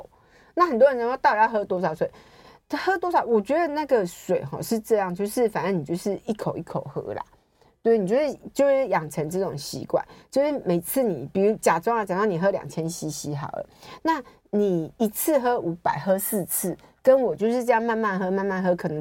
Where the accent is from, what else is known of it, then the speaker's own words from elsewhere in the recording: Taichung, Taiwan; 台中，我台中人呢。